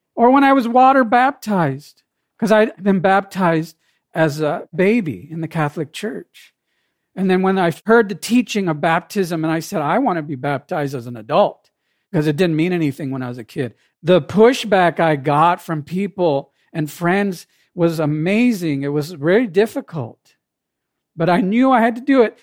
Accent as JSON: {"language": "English", "country": "Jamaica", "tie": "born or raised there", "moved": "yes", "lives_now": "United States", "said": "I wasn't born in this country, I was born in Jamaica."}